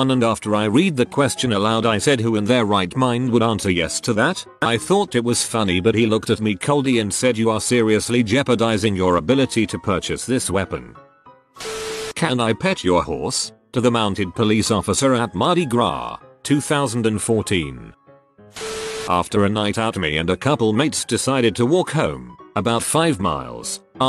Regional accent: Canada; I am Canadian. We no longer have vanilla cherry Coke.

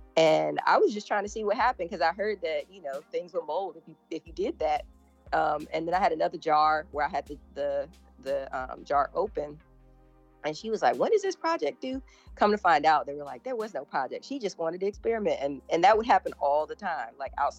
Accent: Atlanta, Georgia, United States; I was born and raised in Atlanta, Georgia, zone 4, Southwest Atlanta, for those that means something to. And so I, you know, was born at Grady Hospital.

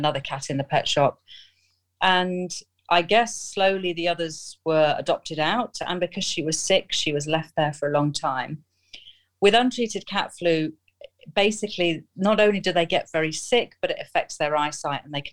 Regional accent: Nottingham, East Midlands, United Kingdom; moved away as an adult; now in Oman; I'm from Nottingham in the UK, but I'm currently living out in Oman in the Middle East, where I've been for the last 14 years.

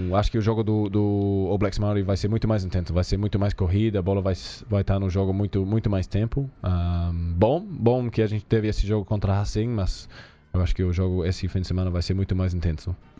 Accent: New Zealand; Portuguese is a second language; moved away as an adult; now in Brazil; crescendo na Nova Zelândia

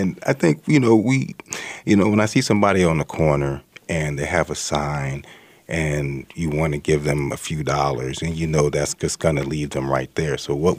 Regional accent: the South, United States; You know, I'm from the South.

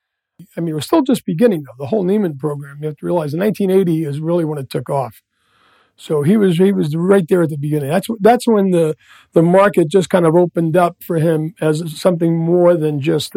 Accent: New York City, New York, United States; moved away as an adult; I literally grew up in the Lower East Side of Manhattan. So when I was 15, is 1966.

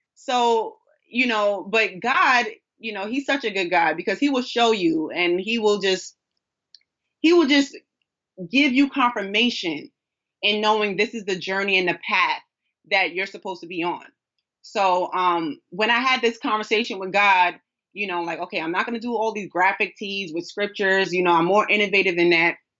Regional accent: New York City, New York, United States; a daughter of a king, who was born and raised in Brooklyn, New York

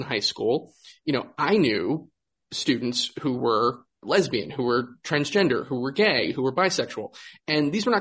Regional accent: Greensboro, North Carolina, United States; My hometown of Greensboro

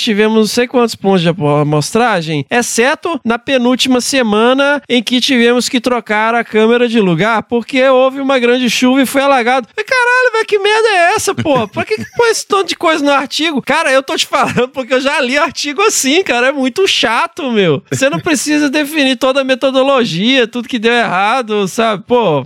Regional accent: interior of Minas Gerais, Brazil; lá no interior de Minas, onde eu cresci

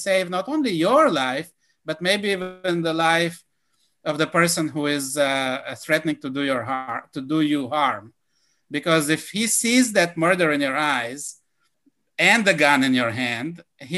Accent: Israel; now in United States; growing up in Israel

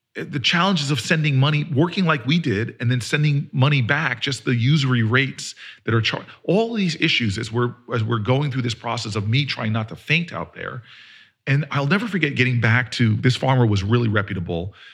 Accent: New Jersey, United States; I'm from Jersey

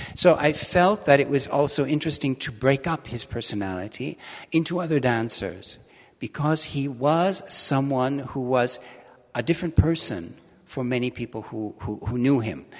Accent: Milwaukee, Wisconsin, United States; moved away as an adult; also born or lived in London; now in Hamburg, Germany; I was born in Milwaukee

